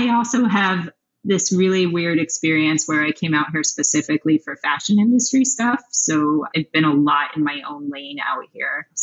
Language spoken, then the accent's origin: English; Denver, Colorado, United States; moved away as an adult; also born or lived in New York; now in Los Angeles, United States; I'm from Denver. And then I moved